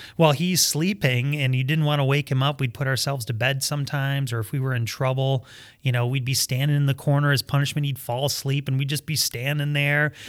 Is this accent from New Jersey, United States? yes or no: no; Fowlerville, Michigan, United States; we grew up in Fowlerville, Michigan.